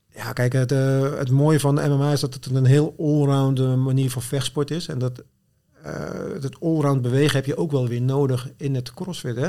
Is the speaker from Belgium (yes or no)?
no; Zwijndrecht, South Holland, Netherlands; moved away as an adult; also born or lived in Rotterdam / Goes / Apeldoorn; ik ben geboren en getogen in Zwijndrecht